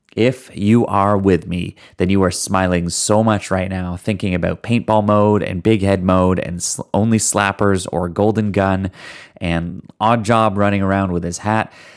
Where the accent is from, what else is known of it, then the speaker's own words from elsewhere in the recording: Canada; I'm Canadian